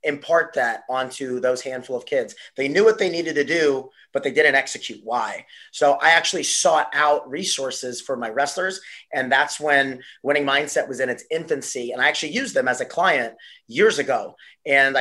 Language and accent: English; New York, United States; moved away as an adult; also born or lived in Washington, D.C. / Houston; I grew up in New York